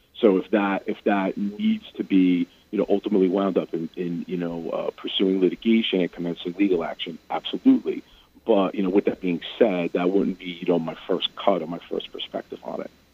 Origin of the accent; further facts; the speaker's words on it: New York City, New York, United States; There was a subway station where I grew up in Brooklyn.